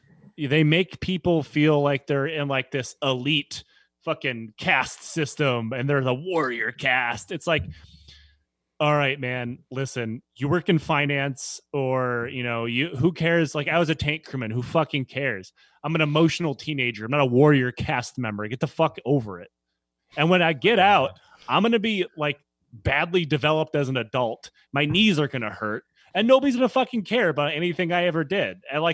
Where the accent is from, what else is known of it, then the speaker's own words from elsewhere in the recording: Detroit, Michigan, United States; No, I'm from Detroit.